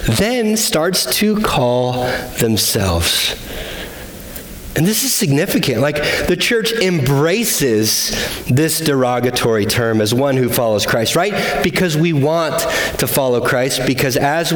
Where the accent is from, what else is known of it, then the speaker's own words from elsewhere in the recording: United States; we were from the United States